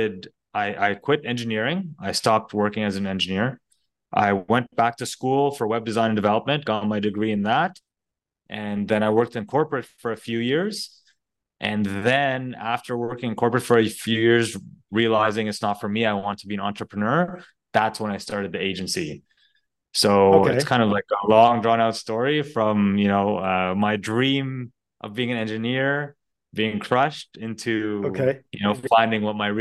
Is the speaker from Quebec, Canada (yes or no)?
no; Ottawa, Ontario, Canada; moved away as an adult; also born or lived in Monterrey, Mexico; now in Montreal, Canada; I actually grew up in Ottawa, Omar. So born and raised in Ottawa, lived there most of my life from like 0 to 30